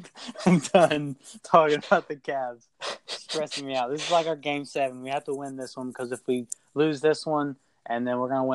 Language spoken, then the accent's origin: English; Ohio, United States; I'm from Ohio